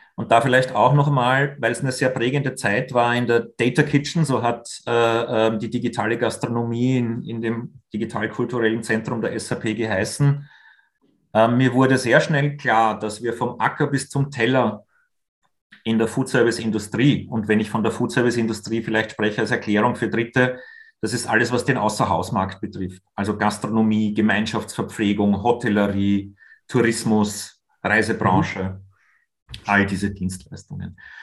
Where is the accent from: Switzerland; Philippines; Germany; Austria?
Austria; wir als Österreicher